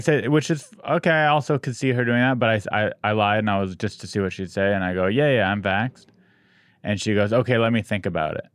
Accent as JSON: {"language": "English", "town": "San Diego", "region": "California", "country": "United States", "tie": "born or raised there", "also_born_or_lived": "Long Beach / Santa Cruz", "said": "I grew up in San Diego"}